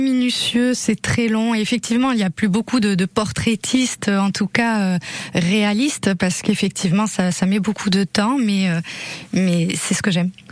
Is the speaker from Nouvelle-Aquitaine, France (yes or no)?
yes; Basque Country, Nouvelle-Aquitaine, France; also born or lived in Dax, Landes; je suis née euh, dans les Landes à Dax et j'ai passé la, la, une, la plupart de, de, mes années de vie, en tout cas, euh, ici au Pays Basque